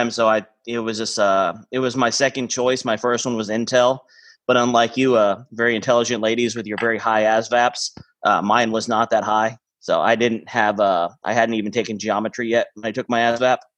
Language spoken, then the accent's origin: English; Mexico; also born or lived in Maine, United States; Uh, originally, I'm from. I was born in Maine. Uh, but my parents were missionaries in Mexico. So when I was a kid, I grew up kind of, uh, we were building churches, orphanages